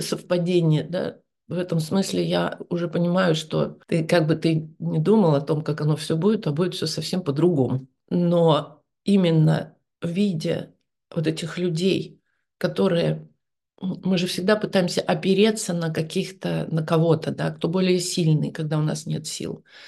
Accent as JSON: {"language": "Russian", "town": "Novosibirsk", "region": "Novosibirsk Oblast", "country": "Russia", "also_born_or_lived": "Moscow", "moved": "yes", "said": "я же сама из Новосибирска"}